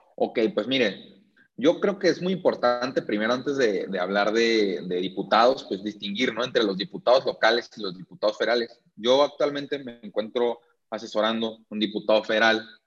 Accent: Tijuana, Baja California, Mexico; moved away as an adult; now in Mexico City, Mexico; Estoy aquí en la Ciudad de México, este, pero soy 100% tijuanense.

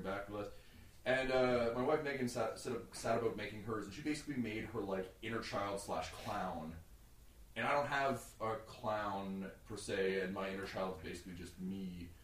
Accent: Mississauga, Ontario, Canada; I grew up in Mississauga

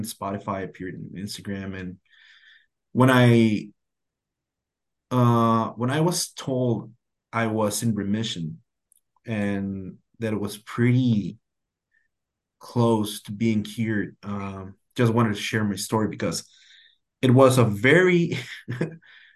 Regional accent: Tijuana, Baja California, Mexico; I've lived all my life here in Tijuana, Mexico, very close to the border to California. Right next to the border, actually. And my hometown is Playas de Tijuana

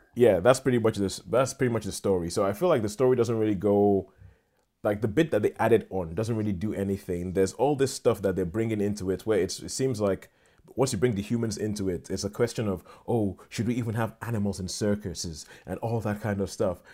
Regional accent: Nigeria; moved away; I grew up in Nigeria

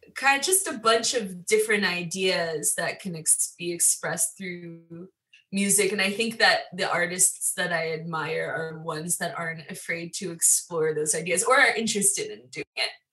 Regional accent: Long Island, New York, United States; I'm from Long Island

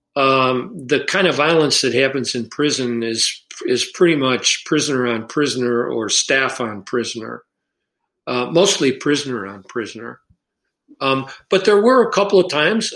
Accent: Chicago, Illinois, United States; moved away; I grew up in Chicago

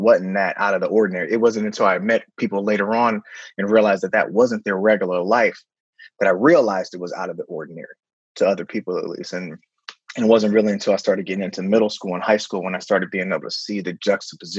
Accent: San Francisco, California, United States; born and raised. You know, I pretty much lived there until I went to college

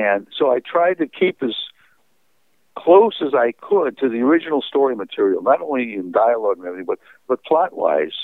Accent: Chicago, Illinois, United States; now in California, United States; I grew up in Chicago.

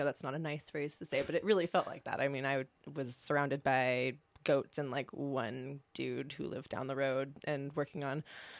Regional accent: Los Angeles, California, United States; also born or lived in New York City; now in Madison County, United States; I grew up in Los Angeles. I was living in New York City before I moved to Madison County, North Carolina, and I left New York in 2008 during the financial crisis.

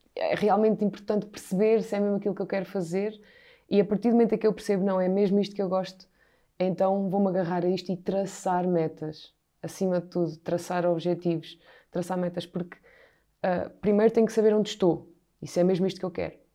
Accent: Portugal; moved away as an adult; also born or lived in United States; nós gostamos de ver enquanto portugueses, é futebol

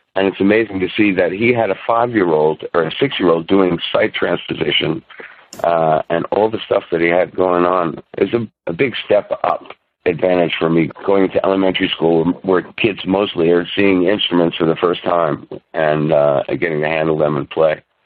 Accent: Huntington, New York, United States; I was born on Long Island, on the North Shore of Long Island, uh, in a town called Huntington

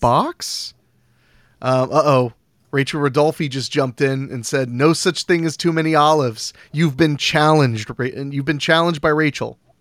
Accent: Ohio, United States; I'm from Ohio

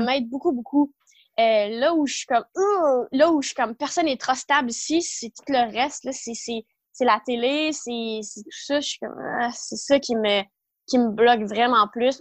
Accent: Ontario, Canada; moved away as an adult; also born or lived in Ottawa, Canada / Montreal, Canada; je suis de l'Ontario

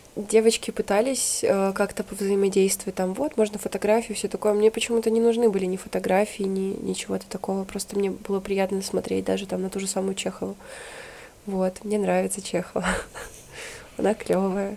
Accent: Usinsk, Komi Republic, Russia; moved away; Город Усинск, республика Коми.

